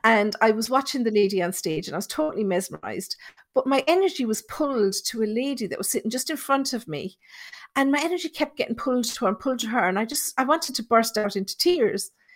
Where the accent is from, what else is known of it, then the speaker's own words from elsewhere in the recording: Thurles, Munster, Ireland; I'm from Tipperary, and the town where I grew up, it's called Thurles.